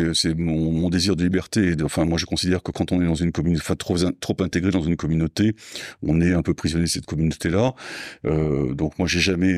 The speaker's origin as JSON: {"language": "French", "town": "Mont-de-Marsan", "region": "Nouvelle-Aquitaine", "country": "France", "tie": "born or raised there", "moved": "yes", "said": "Je suis né à Mont-de-Marsan dans les Landes, donc j'ai passé toute ma jeunesse euh, dans les Landes"}